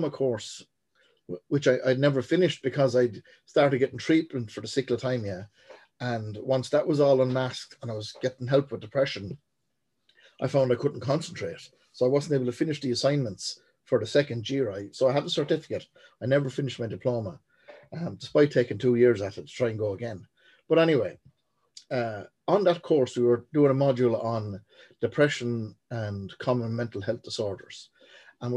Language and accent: English; Portlaoise, Leinster, Ireland; born and raised in Portlaoise